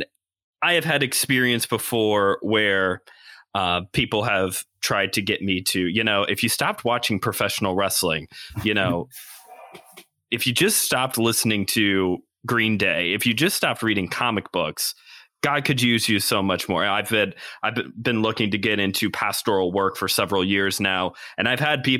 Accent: United States; me being American

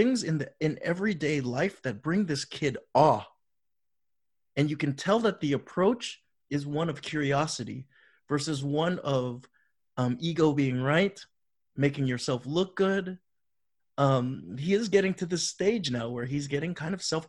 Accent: Florida, United States; growing up in Florida

